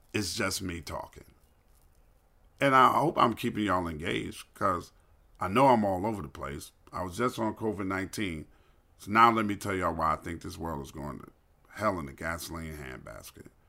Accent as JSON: {"language": "English", "town": "New York City", "region": "New York", "country": "United States", "tie": "born or raised there", "moved": "yes", "lives_now": "Atlanta, United States", "said": "I grew up in New York City"}